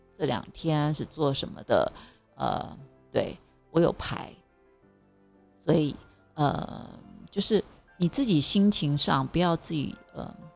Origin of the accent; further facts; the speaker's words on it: Taiwan; 从小在台湾长大